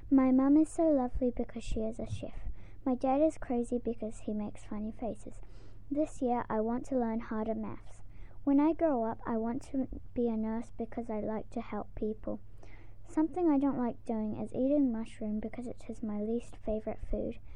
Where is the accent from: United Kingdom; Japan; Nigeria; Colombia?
Japan; born there; I am 8 years old. I speak two languages, Japanese and English. I was born in Japan.